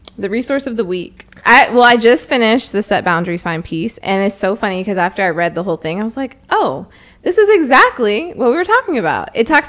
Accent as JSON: {"language": "English", "region": "Arizona", "country": "United States", "tie": "born or raised there", "moved": "yes", "said": "Okay, so I'm from Arizona. Well, I'm not from Arizona, but I grew up in Arizona."}